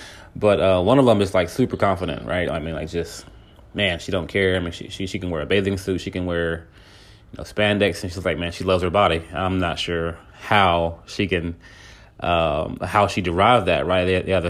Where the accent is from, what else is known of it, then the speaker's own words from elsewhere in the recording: California, United States; now in Texas, United States; just moving to Texas, like, because I'm from California. So, you know, when I came from California to Texas, man, I didn't dress like anybody here.